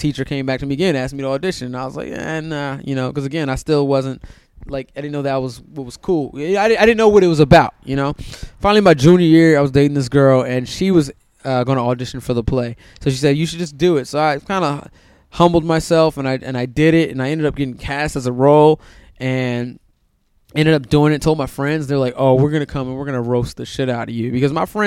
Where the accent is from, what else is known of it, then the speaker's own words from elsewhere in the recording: Silver Spring, Maryland, United States; moved away as an adult; also born or lived in Hyattsville, Maryland; now in Los Angeles, United States; I grew up in Silver Spring, Maryland